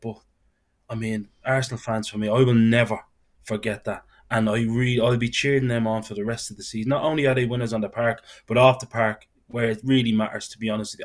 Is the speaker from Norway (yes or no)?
no; Dublin, Leinster, Ireland; I'm from Dublin